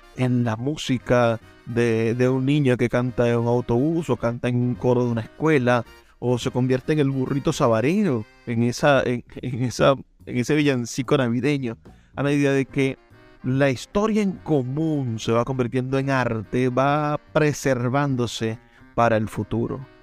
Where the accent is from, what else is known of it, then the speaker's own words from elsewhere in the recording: Venezuela; siendo venezolanos